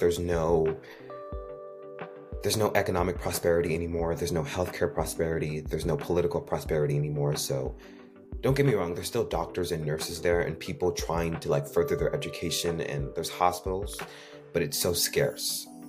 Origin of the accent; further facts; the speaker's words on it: New York City, New York, United States; also born or lived in Haiti; I'm 17, and I was born in the United States. I was born in Queens, New York, but I've got to grow up with the duality of Haitian culture